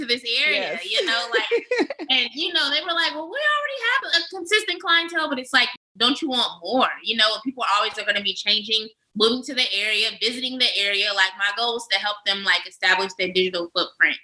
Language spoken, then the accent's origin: English; Oakland, California, United States; moved away as an adult; I'm from West Coast, Oakland originally